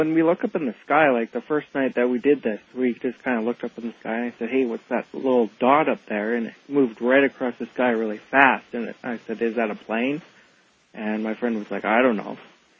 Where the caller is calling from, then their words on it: Edmonton, Alberta, Canada; I'm calling from Edmonton, Alberta.